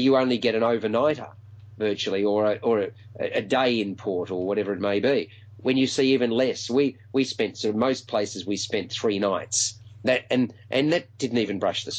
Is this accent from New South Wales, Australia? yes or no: no; Melbourne, Victoria, Australia; my hometown of Melbourne